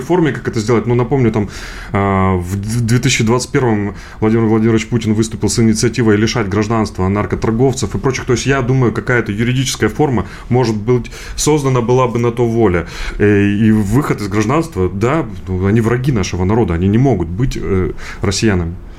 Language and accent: Russian; Donbas, Ukraine; now in Russia; я сам э, из Донбасса